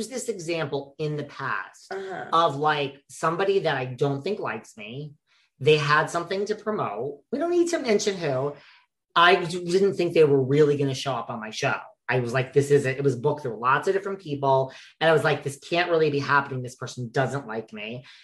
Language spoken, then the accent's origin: English; New York, United States; I'm from New York